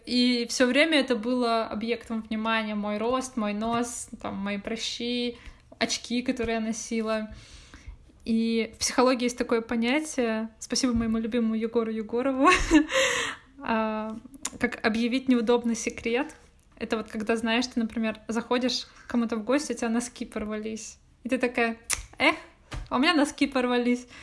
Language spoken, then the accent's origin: Russian; Irkutsk, Irkutsk Oblast, Russia; now in Saint Petersburg, Russia; там, где я росла, ну, в Иркуте